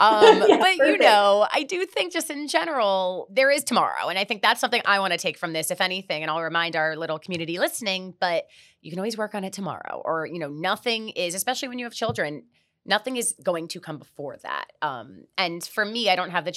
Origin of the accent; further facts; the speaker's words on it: Miami, Florida, United States; also born or lived in New York; I am born and raised in Miami